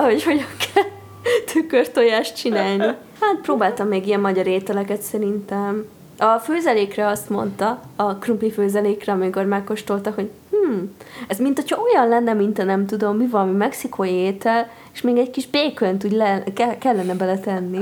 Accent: Nagykanizsa, Zala, Hungary; now in Budapest, Hungary; én ugye nagykanizsai vagyok

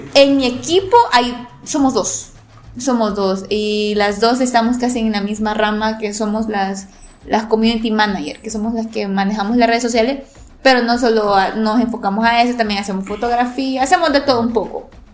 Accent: Rosario de La Paz, La Paz, El Salvador; Soy de El Salvador, específicamente, eh, bueno, acá en México ustedes les dicen estado, nosotros les decimos departamentos. Yo soy originaria del departamento de La Paz, o sea, zona costera, y del municipio de Rosario

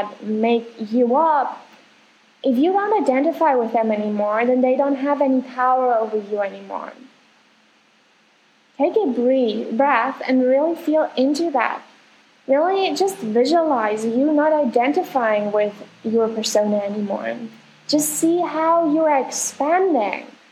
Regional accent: Germany; now in Argentina; I'm from Germany, live in Argentina right now

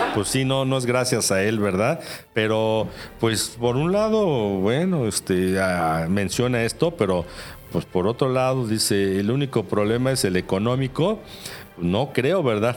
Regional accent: Mexico; como mexicanos

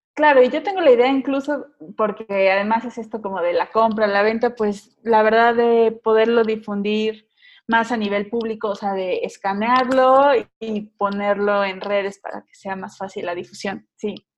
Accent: Mexico City, Mexico; soy de la Ciudad de México

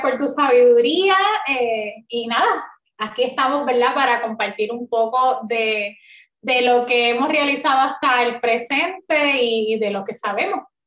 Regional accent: Río Grande, Puerto Rico; yo soy nacida y criada en Río Grande

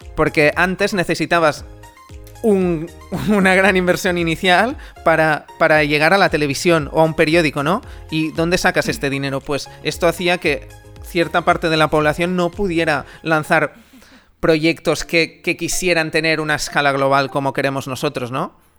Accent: Amer, Catalonia, Spain; en mi pueblo Amer, en Girona

